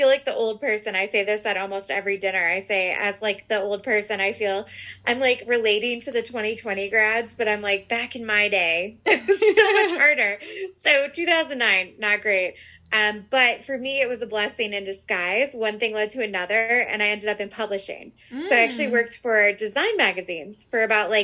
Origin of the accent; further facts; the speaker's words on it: outside of Chicago, Illinois, United States; I was raised outside of Chicago. So this is home to me